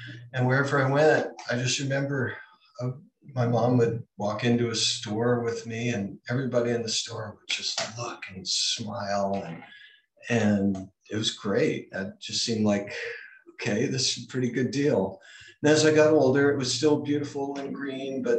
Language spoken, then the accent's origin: English; Hawaii, United States; I was born in Hawaii